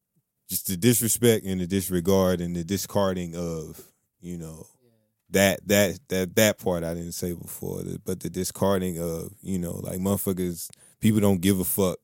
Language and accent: English; Muskogee, Oklahoma, United States; born there; I was born in Muskogee, Oklahoma, you know what I'm saying, in 1988.